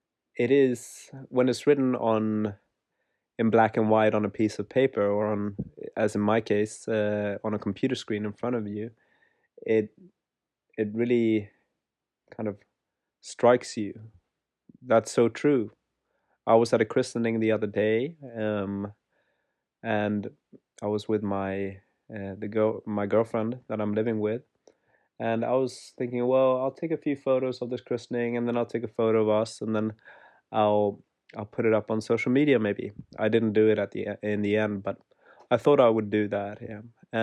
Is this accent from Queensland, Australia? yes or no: no; Werribee, Victoria, Australia; I'm from Werribee.